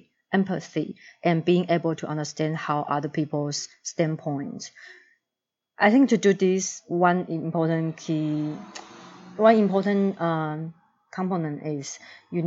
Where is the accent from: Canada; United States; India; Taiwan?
Taiwan; moved away as an adult; I grew up in Taiwan